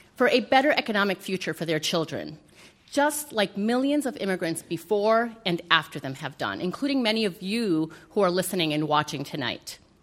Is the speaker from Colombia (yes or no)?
yes; Colombia; now in United States; I'm an immigrant from Colombia, a proud naturalized U.S. citizen